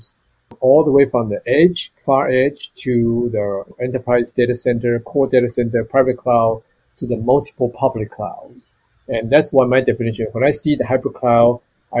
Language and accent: English; Taiwan; moved away as an adult; also born or lived in Arizona, United States; originally I come from Taiwan and I went to University of Arizona